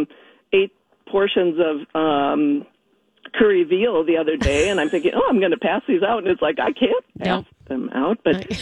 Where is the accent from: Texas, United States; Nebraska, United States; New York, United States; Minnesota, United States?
Minnesota, United States; Minneapolis; moved away as an adult; also born or lived in Burgundy, France; now in France; I'm from Minneapolis originally